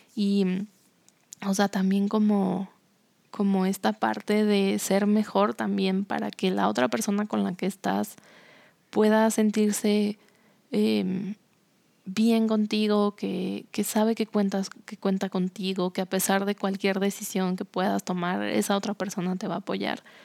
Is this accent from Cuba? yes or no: no; Cuernavaca, Morelos, Mexico; moved away as an adult; also born or lived in Mexico City; now in San Luis Potosí, Mexico; el lugar donde creciste toda tu vida